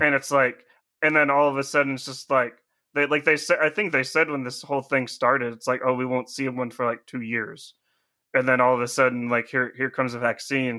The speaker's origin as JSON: {"language": "English", "country": "United States", "said": "being an American"}